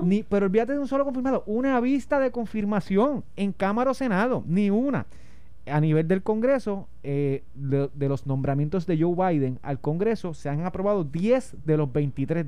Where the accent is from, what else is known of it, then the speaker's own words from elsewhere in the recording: Puerto Rico; como yo puertorriqueño, que me quedo en Puerto Rico